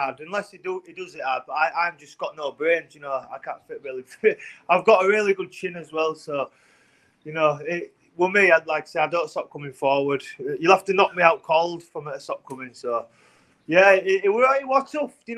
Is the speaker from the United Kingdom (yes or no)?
yes; England, United Kingdom; I'm from England